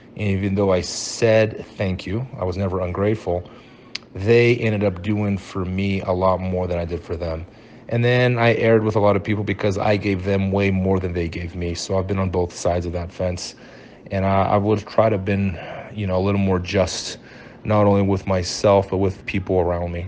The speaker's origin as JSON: {"language": "English", "country": "Brazil", "tie": "born or raised there", "moved": "yes", "lives_now": "United States", "said": "I moved to Brazil when I was five years old, and uh, I went to school in Brazil"}